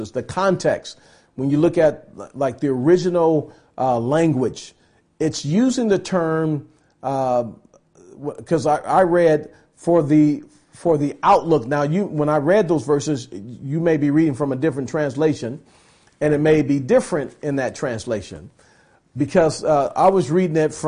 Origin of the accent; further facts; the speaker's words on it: United States; I'm an American. You know, I'm thankful that I was born in this country